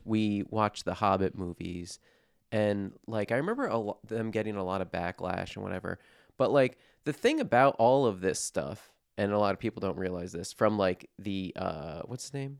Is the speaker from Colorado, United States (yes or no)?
no; New Jersey, United States; I'm from New Jersey